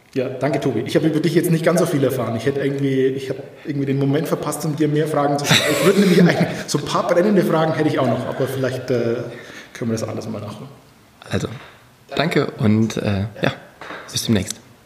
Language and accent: German; Franconian Switzerland, Bavaria, Germany; ich komme ja so aus der Ecke Fränkische Schweiz